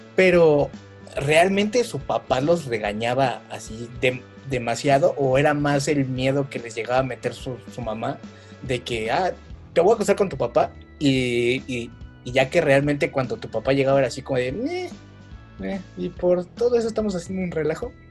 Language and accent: Spanish; Mexico; como buenos mexicanos